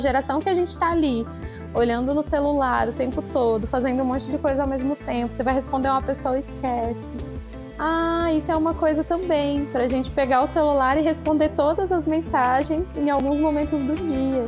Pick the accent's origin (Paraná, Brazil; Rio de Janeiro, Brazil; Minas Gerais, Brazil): Paraná, Brazil; interior of; moved away; eu venho aqui para o interior trazer, trazendo esse trabalho é, com muita honra e muita alegria também para o local onde eu nasci